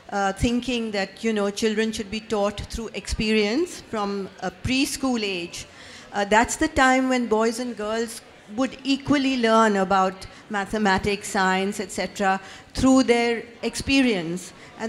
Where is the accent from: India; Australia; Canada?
India; from India